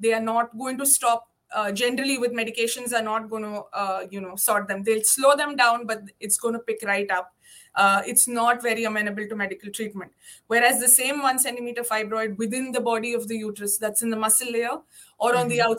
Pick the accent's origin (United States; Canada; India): India; English is a second language; moved away as an adult; now in Cayman Islands; So when I came from India, so to give you a rough example of how common and how varied in size the fibroids are over here.